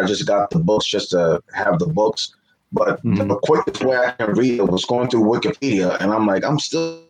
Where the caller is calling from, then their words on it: New York City, New York, United States; NYC, New York.